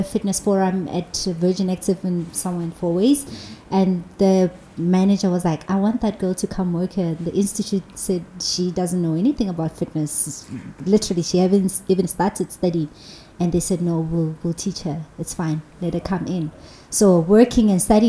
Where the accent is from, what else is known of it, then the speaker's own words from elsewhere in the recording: Johannesburg, Gauteng, South Africa; I'm from Alex, and there where I grew up